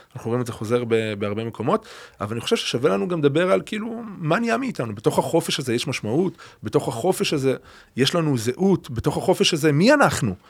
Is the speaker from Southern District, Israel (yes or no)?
yes; Beersheba, Southern District, Israel; now in Adi Negev, Israel; ילדות באר שבעית, משפחה מזרחית, מסורתית, ליכודית